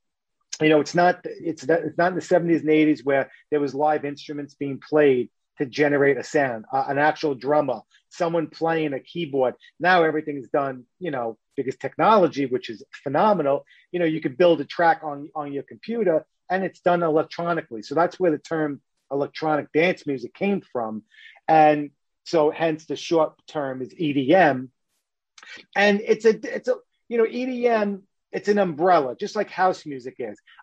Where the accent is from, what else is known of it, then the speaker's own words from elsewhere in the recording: New York City, New York, United States; I'm from New York